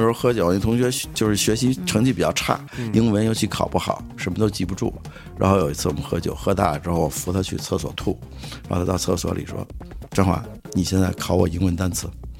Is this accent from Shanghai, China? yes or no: no; Tianjin, China; 我天津人嘛，原来我们天津一大家子人，